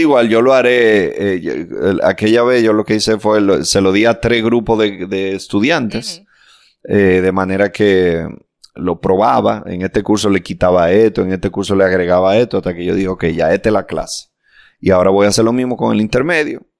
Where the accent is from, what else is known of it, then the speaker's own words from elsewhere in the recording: Dominican Republic; nosotros somos un país chiquitico